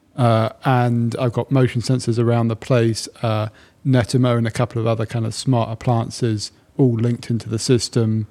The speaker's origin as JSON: {"language": "English", "area": "Sussex", "region": "South East England", "country": "United Kingdom", "tie": "born or raised there", "moved": "as an adult", "lives_now": "London, United Kingdom", "said": "I was born and bred in Sussex and I'm very proud of it"}